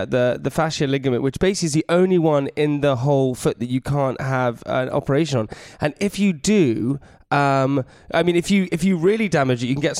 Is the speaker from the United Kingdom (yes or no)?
yes; United Kingdom; being British